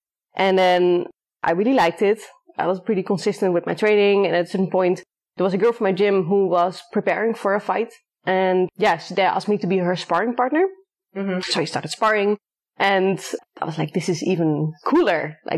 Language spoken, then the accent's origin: English; Netherlands; moved away as an adult; also born or lived in Germany / Thailand; I'm originally from the Netherlands. That's really where I grew up, but I moved after my studies to Germany.